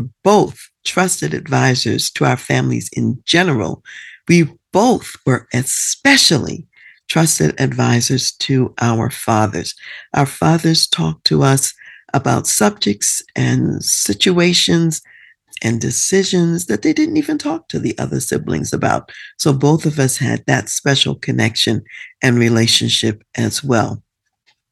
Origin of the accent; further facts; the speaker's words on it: Baltimore, Maryland, United States; my early years were spent in Baltimore